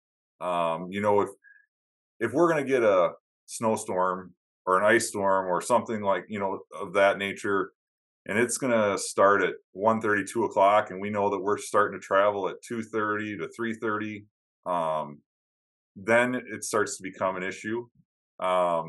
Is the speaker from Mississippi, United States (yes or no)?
no; Upper Peninsula of Michigan, United States; now in Wisconsin, United States; I grew up in Upper Michigan